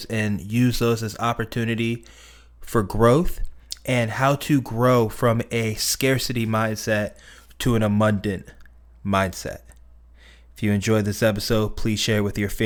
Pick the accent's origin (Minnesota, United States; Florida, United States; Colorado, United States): Florida, United States; Weston; So I'm from Broward County myself. I grew up in the Weston area, to be specific.